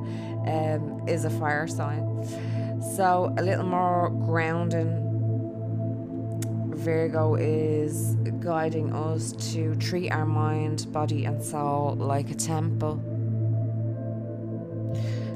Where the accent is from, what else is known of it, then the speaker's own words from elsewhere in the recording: Dublin, Leinster, Ireland; accent: Dublin; my Dublin accent